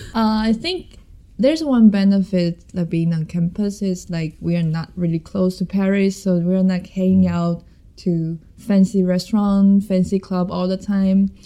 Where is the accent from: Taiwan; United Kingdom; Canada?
Taiwan; I'm from Taiwan, a lovely country